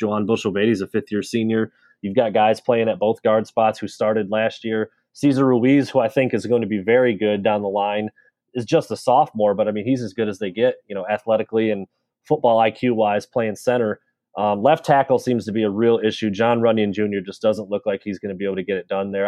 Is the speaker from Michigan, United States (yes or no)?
yes; Michigan, United States; growing up in Michigan, being a Michigan fan as a kid